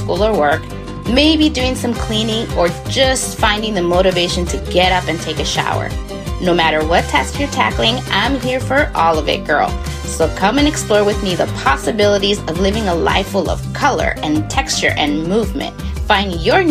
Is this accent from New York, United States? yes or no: no; Los Angeles, California, United States; also born or lived in Guatemala / Inland Empire, California; I was born in Guatemala and grew up in Southeast Los Angeles, California